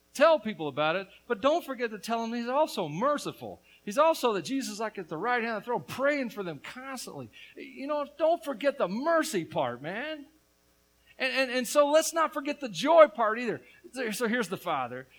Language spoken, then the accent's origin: English; Tennessee, United States; But I'm from Tennessee